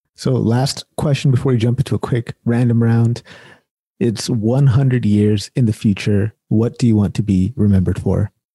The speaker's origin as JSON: {"language": "English", "town": "Sacramento", "region": "California", "country": "United States", "tie": "born or raised there", "said": "I'm born and raised in Sacramento, California"}